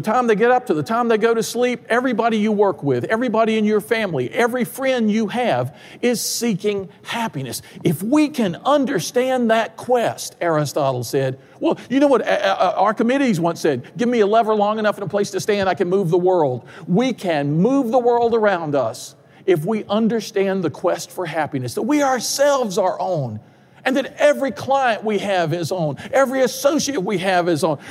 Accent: Durham, North Carolina, United States; I grew up in Durham, North Carolina

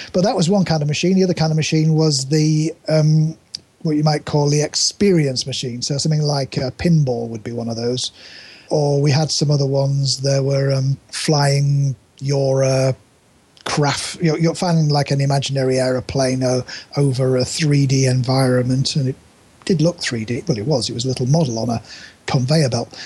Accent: Yorkshire and the Humber, United Kingdom; I grew up in East Yorkshire

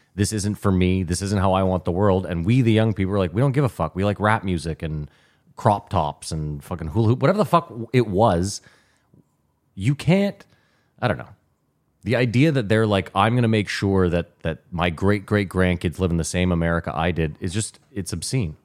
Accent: Canada; now in United States

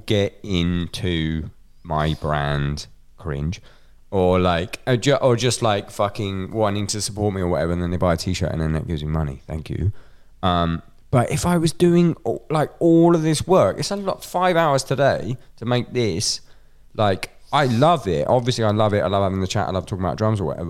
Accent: Scotland, United Kingdom; me being Scottish

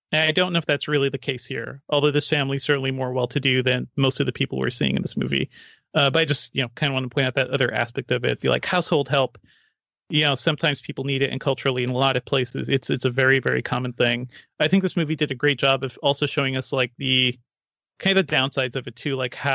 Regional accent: Guyana; born there; I was born in South America and I visited there a couple of times since then, in Guyana.

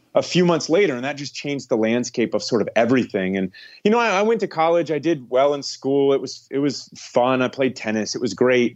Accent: Florida, United States; also born or lived in Ohio / Gainesville, Florida; Moved with my mom down to Florida

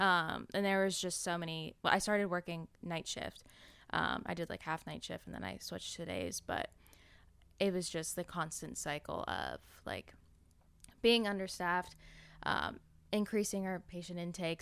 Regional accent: an hour and a half outside of LA, California, United States; We moved out to, like, my hometown

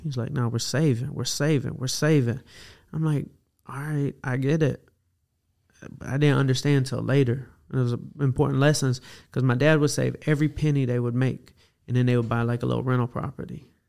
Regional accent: Atlanta, Georgia, United States; I grew up in Atlanta

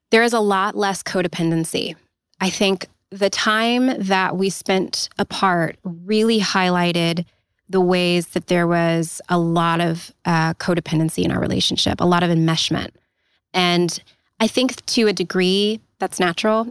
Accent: Los Angeles, California, United States; moved away; also born or lived in Pacific Northwest; I'm from Los Angeles, um, but I was living in the Pacific Northwest at the time

